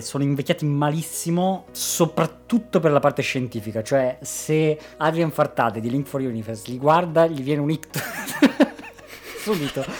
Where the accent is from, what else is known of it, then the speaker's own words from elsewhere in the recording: Turin / Cuneo, Piedmont, Italy; noi siamo di Torino Cuneo